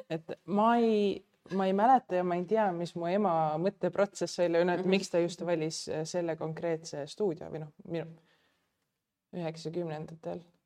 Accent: Pärnu, Pärnu County, Estonia; moved away; mina olen pärnakas

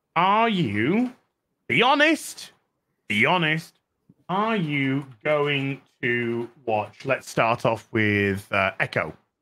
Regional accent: New Zealand; New Zealander

